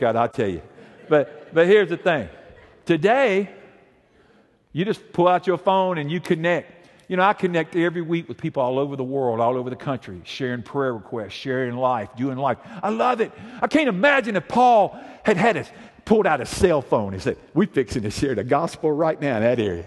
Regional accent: Montgomery, Alabama, United States; we grew up here in Montgomery, and we lived over somewhere in East Montgomery

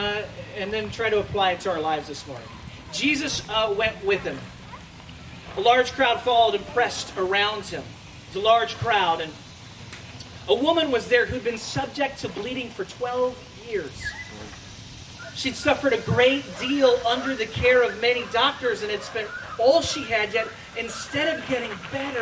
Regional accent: United States; As an American

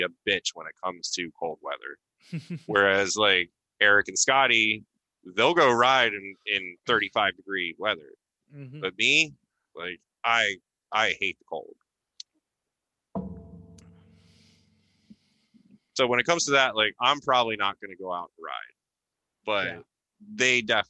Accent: Philadelphia, Pennsylvania, United States; I'm from Philly

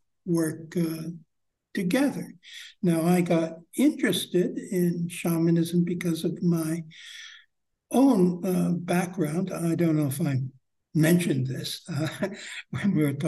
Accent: United States; growing up in American society

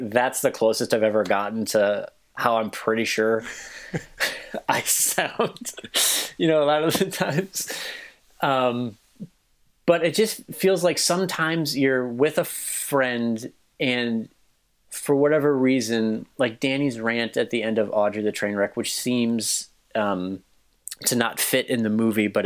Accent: Westmont, United States; my hometown of Westmont

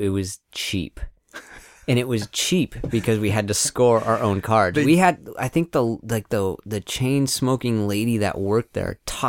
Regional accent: Seattle, Washington, United States; I come from North Seattle, baby.

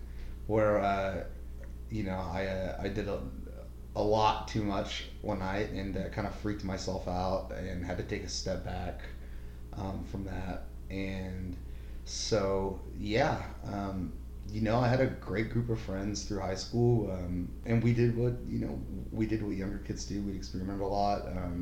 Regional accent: Norman, Oklahoma, United States; I grew up locally here in Norman

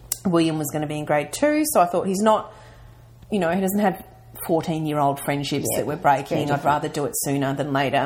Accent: Mildura, Victoria, Australia; also born or lived in Melbourne; now in Ballarat, Australia; I am a country girl. So I'm originally from Mildura

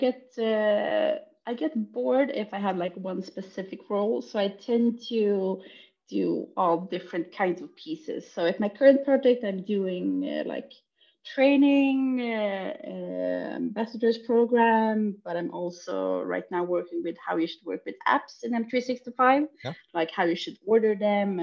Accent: Stockholm, Stockholm County, Sweden; I'm from Stockholm, Sweden

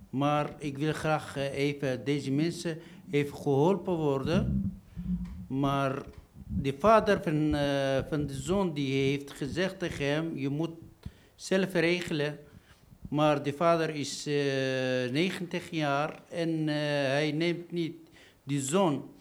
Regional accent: Tunisia; Dutch is a second language; now in Netherlands; ik kom uit Tunesië.

